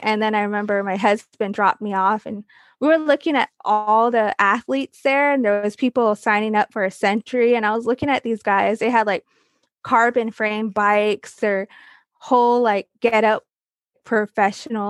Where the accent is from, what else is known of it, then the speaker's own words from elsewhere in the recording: Arizona, United States; I come from the Navajo Reservation. I grew up there. It's a little place called Tisto, Arizona.